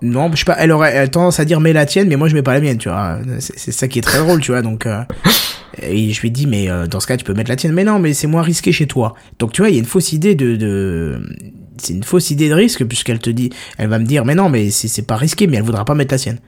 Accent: France; On est français

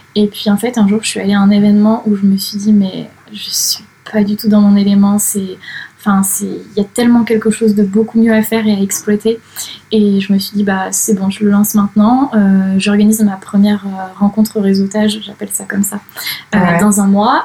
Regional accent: Saint-Jean-d'Angély, Nouvelle-Aquitaine, France; moved away as an adult; now in Toulouse, France; je viens de Charente-Maritime, d'une petite ville qui s'appelle Saint-Jean-d'Angély. Je vis à Toulouse depuis 9 ans maintenant

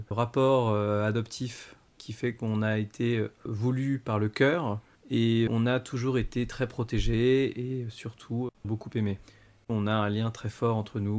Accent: Paris, Île-de-France, France; also born or lived in Sri Lanka; je suis né au Sri Lanka et j'ai été adopté par une famille de Français qui avait déjà adopté une fille un an et demi avant. On a grandi, on va dire, à Paris, et surtout Paris-Centre.

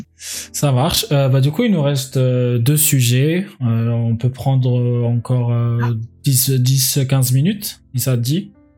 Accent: Algiers, Algiers Province, Algeria; moved away; j'ai grandi à Alger

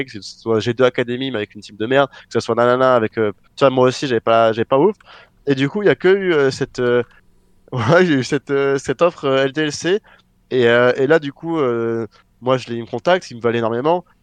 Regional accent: France; retourner en France parce que je m'étais juré que je reviendrais pas ici, même si j'ai rien contre euh, mon pays natal

